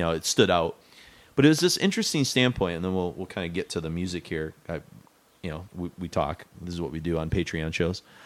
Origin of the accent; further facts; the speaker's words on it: Mount Pleasant, Michigan, United States; we grew up in Mount Pleasant